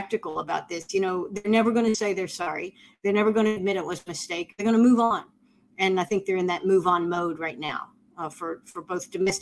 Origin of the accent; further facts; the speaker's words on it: United States; as an American